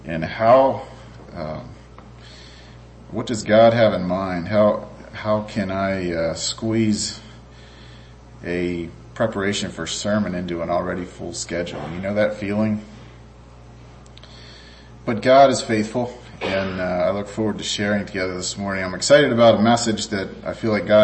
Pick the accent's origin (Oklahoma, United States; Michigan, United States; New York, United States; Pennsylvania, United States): Michigan, United States; Clare; we're from Central Michigan there in Clare